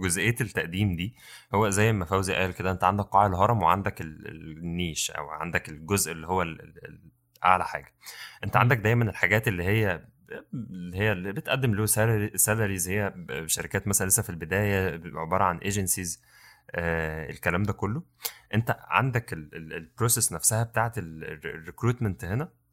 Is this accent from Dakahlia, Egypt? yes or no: yes; Mansoura, Dakahlia, Egypt; احنا من المنصوره